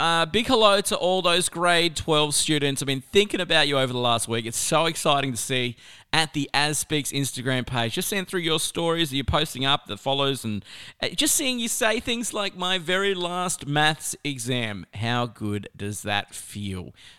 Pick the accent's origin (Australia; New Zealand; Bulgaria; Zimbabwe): Australia; South Australia; born there; I used to always say, well, I was born in South Australia, so I could, you know, really swing either side.